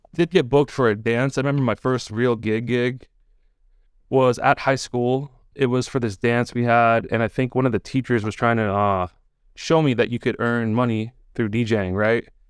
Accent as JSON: {"language": "English", "town": "Portland", "region": "Oregon", "country": "United States", "tie": "born or raised there", "also_born_or_lived": "Orlando, Florida", "moved": "as an adult", "lives_now": "Miami, United States", "said": "moved to Portland, Oregon when I was eight, and I lived there till I was nineteen."}